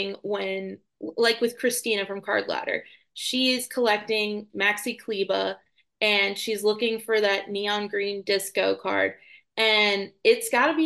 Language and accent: English; Central Florida, United States; I'm from Central Florida